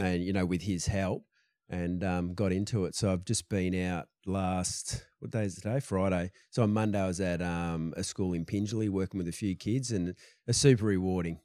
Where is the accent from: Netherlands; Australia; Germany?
Australia; Perth, Western Australia; I grew up, like, in the suburbs of Perth.